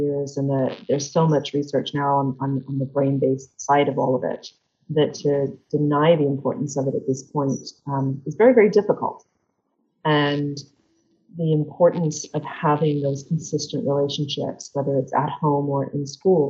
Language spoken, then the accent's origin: English; England, United Kingdom; moved away as an adult; now in United States; I grew up in England. So I grew up in a tiny village in England.